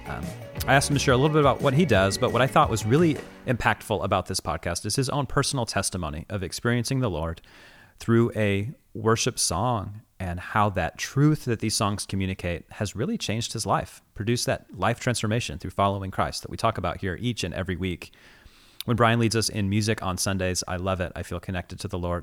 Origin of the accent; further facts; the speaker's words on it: Midwest, United States; moved away; Growing up in the Midwest